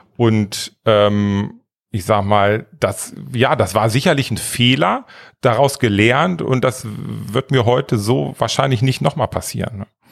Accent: small village near Northeim, Lower Saxony, Germany; Also ich bin in einem ganz, ganz kleinen Dorf aufgewachsen. Das ist so 20 Kilometer nördlich von Nordheim, Wiershausen und 130 Einwohner

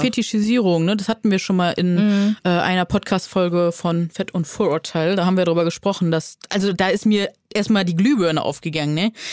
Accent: Neuss, North Rhine-Westphalia, Germany; accent: Rhinelander; da kommt der Rheinländer in mir durch. Ich komme ja von Nüss, aus Nüss

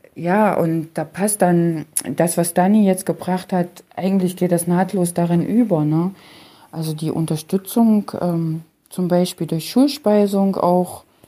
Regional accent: Germany; selbst stamme ja aus der Region Halle-Leipzig.

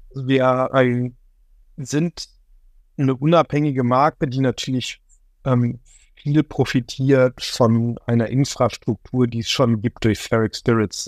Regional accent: Remscheid, North Rhine-Westphalia, Germany; Remscheid-Lennep, das ist der Ort, wo ich herkomme

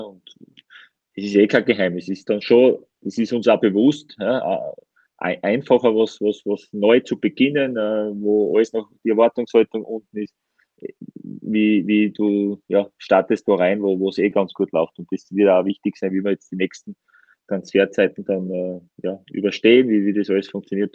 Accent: Styria, Austria; ich bin ja äh, Steirer

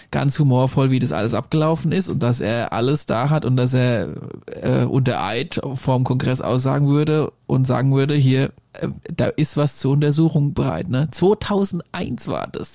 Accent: Germany; accent: Hessian-Bavarian, with Franconian and Bavarian; ich doch äh, leicht hessisch-bayerische Abstammung habe. Zumal ich da auch noch was Fränkisches und was Bayerisches drin habe.

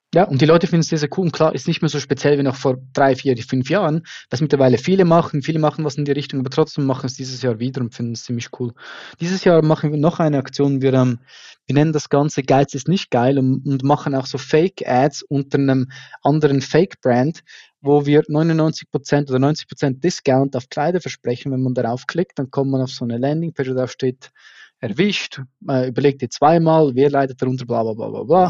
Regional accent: Switzerland; accent: Swiss German; mir als Schweizer aus einem kleinen Dorf

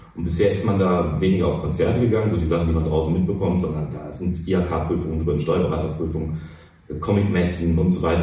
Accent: Cologne, North Rhine-Westphalia, Germany; Ich bin in Pochts geboren mhm. und dann die ganze Zeit auf der Schelsig eigentlich unterwegs gewesen und da aufgewachsen.

